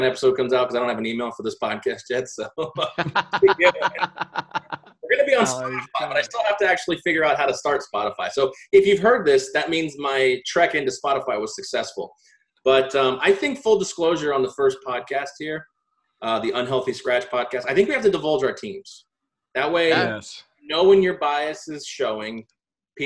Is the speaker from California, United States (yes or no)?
no; Tampa, Florida, United States; now in Las Vegas, United States; I also too live in Vegas. I grew up in Tampa.